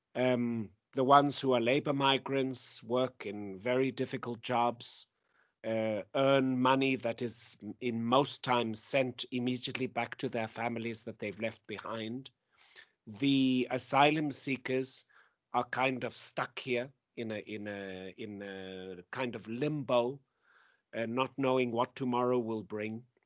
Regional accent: South Africa; now in Jerusalem; I come from South Africa

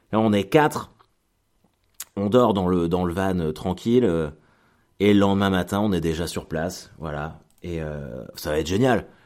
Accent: Caen, Normandy, France; parce que on est de Caen, mais on est exactement du même village, à 5 minutes de Caen.

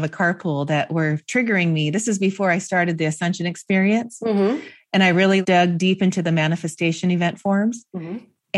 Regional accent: Seattle, Washington, United States; a friend that I grew up with in Seattle

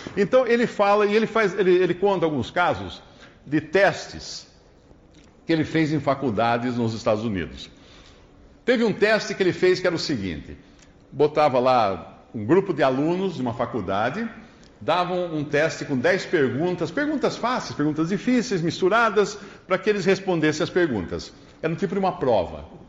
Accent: Brazil; Nós somos brasileiros

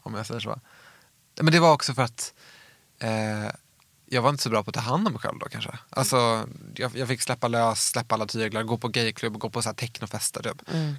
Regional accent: outside Uppsala, Uppsala County, Sweden; utanför Uppsala där jag växte upp

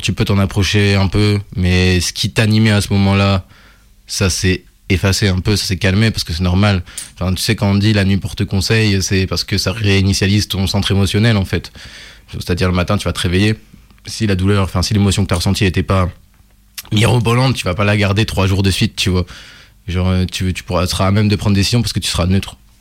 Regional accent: Burgundy, Bourgogne-Franche-Comté, France; now in Lyon, France; je suis né à Lyon, mais j'ai grandi en Bourgogne, et je suis revenu à Lyon plus tard

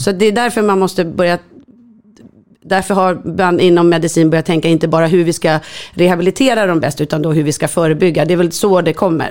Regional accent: Stockholm, Stockholm County, Sweden; Jag är uppvuxen i Enskede.

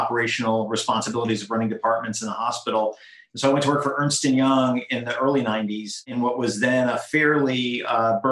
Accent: Haverhill, Florida, United States; moved away as an adult; I grew up in South Florida in a little town called Haverhill in Palm Beach County in South Florida

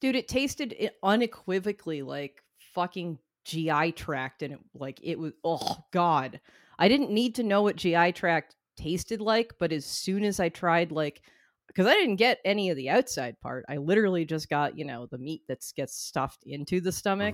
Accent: North Shore, Massachusetts, United States; I come from the North Shore

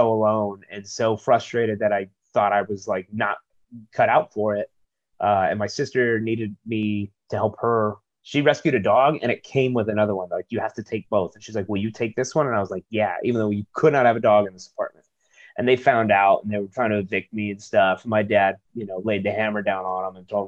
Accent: Chula Vista, California, United States; I grew up near the border in Chula Vista down South San Diego

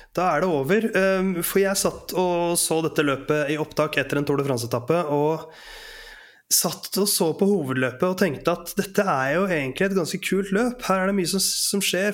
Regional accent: Oslo, Norway; er i Oslo, men det er altså der jeg kommer fra

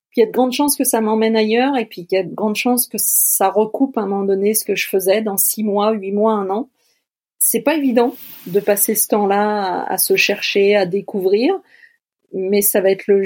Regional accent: Quebec, Canada; J'appartiens à, mon pays, à ma province, et je suis un vrai Québécois.

